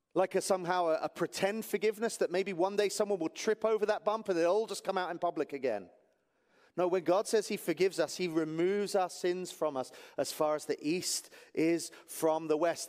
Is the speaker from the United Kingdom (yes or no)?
yes; England, United Kingdom; moved away; I'm from England.